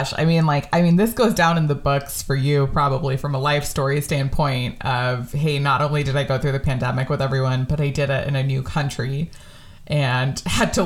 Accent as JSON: {"language": "English", "region": "suburbs of California", "country": "United States", "tie": "born or raised there", "said": "I also grew up in the suburbs of California"}